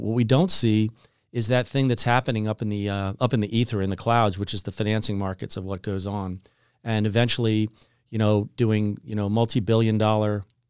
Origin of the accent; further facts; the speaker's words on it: Kensington, Maryland, United States; And, I grew up in Kensington, Maryland, just outside of Washington, D.C.